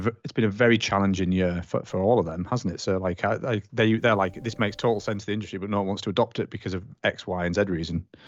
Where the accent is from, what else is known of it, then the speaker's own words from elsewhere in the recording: United Kingdom; being British